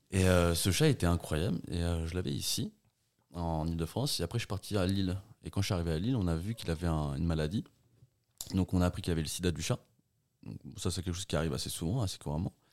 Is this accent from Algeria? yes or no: no; Portugal; moved away; moi, je suis né au Portugal. On vivait dans une grande maison où il y avait tout.